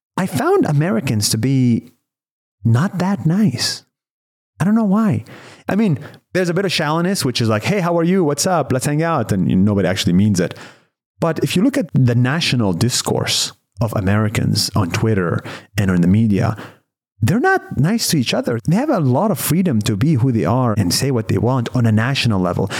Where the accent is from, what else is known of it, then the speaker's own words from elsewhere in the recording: Israel; I was born and raised in Israel